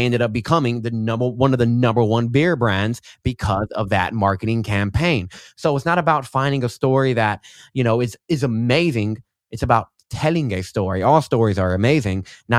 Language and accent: English; Austin, Texas, United States; Austin, Texas.